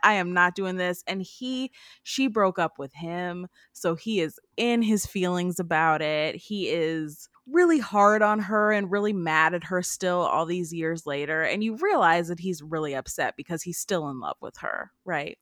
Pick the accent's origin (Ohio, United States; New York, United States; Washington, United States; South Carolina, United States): Ohio, United States; Cleveland; I grew up in Cleveland, Ohio, in the Cleveland area